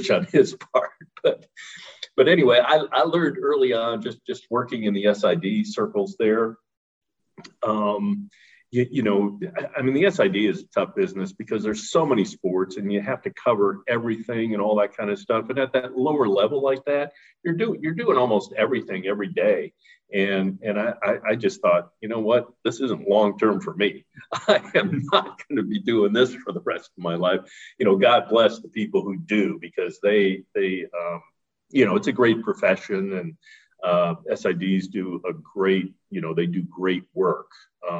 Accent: Detroit, Michigan, United States; moved away as an adult; also born or lived in Middle Tennessee; being a Midwesterner, you know, being from the Detroit area. Again, I was a Midwesterner all my life.

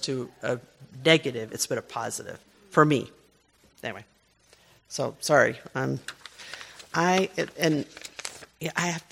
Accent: United States; I'm an American businesswoman

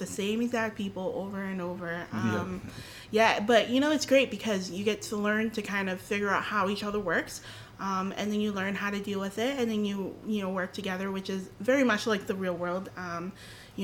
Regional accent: Boston, Massachusetts, United States; I was born and raised here in Boston.

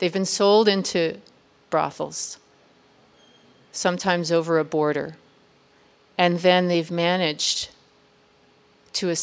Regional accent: United States; as an American

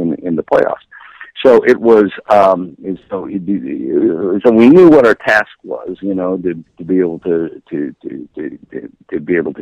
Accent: Midwest, United States; I'm from the Midwest. I'm a blue-collar kid.

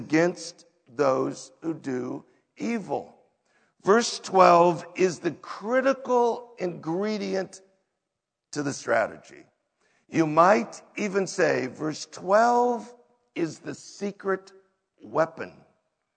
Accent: United States; we as an American culture

